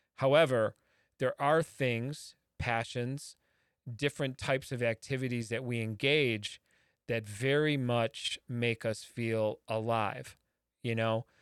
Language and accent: English; Midwest, United States; a Midwesterner like myself